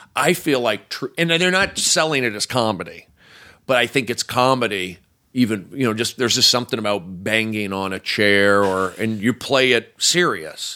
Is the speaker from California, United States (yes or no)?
yes; Los Angeles, California, United States; I grew up here